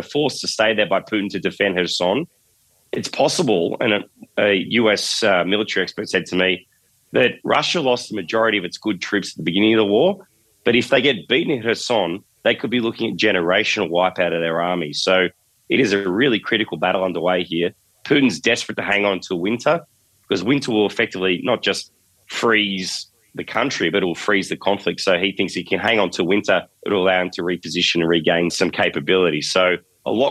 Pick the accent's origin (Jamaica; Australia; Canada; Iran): Australia; now in Ukraine; especially me as an Aussie. I'm a wussy Aussie